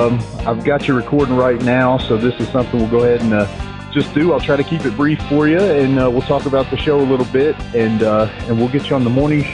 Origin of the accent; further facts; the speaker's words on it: United States; also born or lived in California; That was my exodus from California. My mom as a kid said, we've got to raise you somewhere where there's seasons. So that's why we came back to the Cumberland Gap.